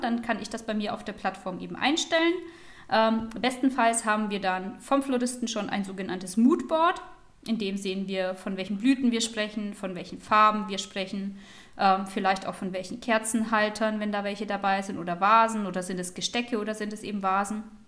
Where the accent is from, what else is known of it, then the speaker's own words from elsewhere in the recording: Germany; bei uns in Deutschland